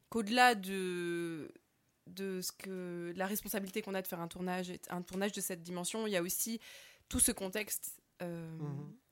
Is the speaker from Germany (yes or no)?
yes; Germany; moved away; J'ai grandi en Allemagne, donc je parle allemand, en tout cas.